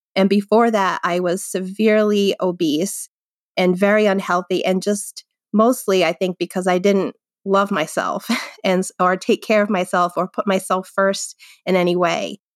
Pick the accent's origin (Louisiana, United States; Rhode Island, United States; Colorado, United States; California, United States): Rhode Island, United States; moved away as an adult; also born or lived in Worcester, Massachusetts; now in Londonderry, New Hampshire, United States; I actually was born and grew up in Rhode Island